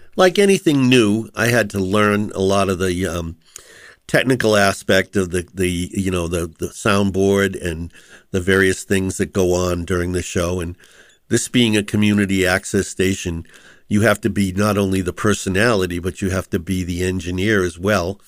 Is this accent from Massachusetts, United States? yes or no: yes; Boston, Massachusetts, United States; I grew up in West Roxbury, and West Roxbury and Rosendale are kind of contiguous